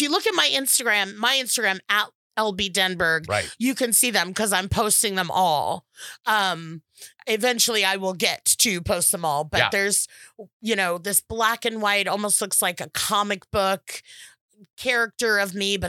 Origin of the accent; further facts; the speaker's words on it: California, United States; So I'm super from the Valley today. I am from the San Fernando Valley where Valley girls come from.